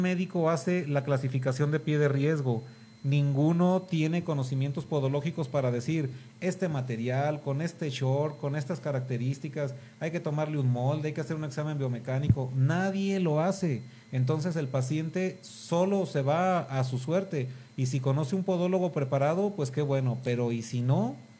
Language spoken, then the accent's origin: Spanish; Mexico; como mexicanos